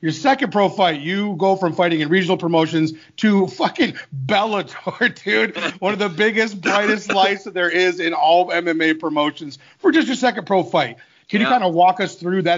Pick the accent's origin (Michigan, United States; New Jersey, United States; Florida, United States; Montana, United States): Michigan, United States; Detroit; I'm from Detroit.